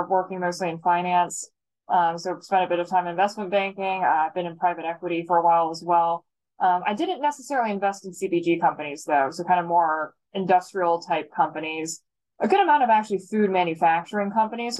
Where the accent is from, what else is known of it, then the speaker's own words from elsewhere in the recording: Fairfax, Virginia, United States; now in New York City, United States; I'm originally from right outside of Washington, D.C. in Northern Virginia, from Fairfax, Virginia